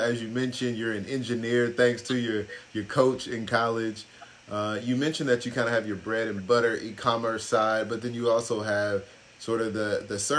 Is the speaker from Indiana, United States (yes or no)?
no; Arkansas, United States; Arkansas, where I'm from as well